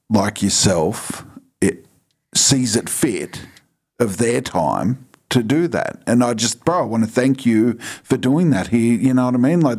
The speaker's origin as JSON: {"language": "English", "town": "Bankstown", "region": "New South Wales", "country": "Australia", "said": "Yeah, because I'm from Bankstown, like yeah, you know, like constant if you, state of alert."}